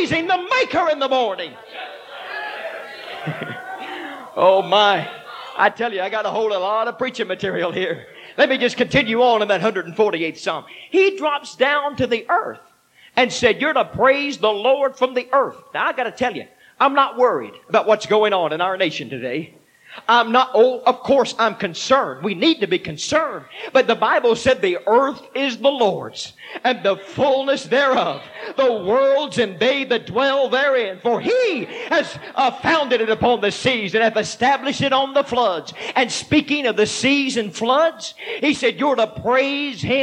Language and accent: English; Texas, United States; moved away; I am originally from Texas